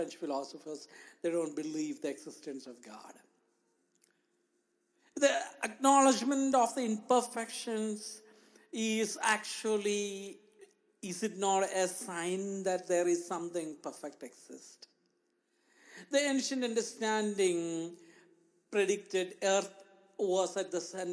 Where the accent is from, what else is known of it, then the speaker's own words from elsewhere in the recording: India; moved away; Growing up in India, I lived and shared the only room that I had for many years with two of my siblings and my parents